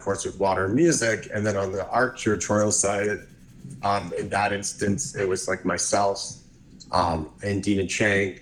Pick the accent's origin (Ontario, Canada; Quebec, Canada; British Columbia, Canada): Ontario, Canada; Hamilton; moved away as an adult; also born or lived in Montreal / Vancouver / New York; I grew up actually in Hamilton, which is a very cool little city